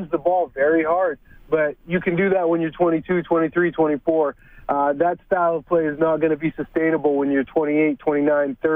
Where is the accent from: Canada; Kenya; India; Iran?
Canada; Winnipeg, Manitoba; my hometown in Winnipeg